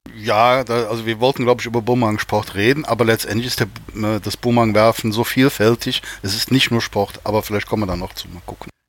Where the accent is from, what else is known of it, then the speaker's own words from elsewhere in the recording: Germany; bei uns in Deutschland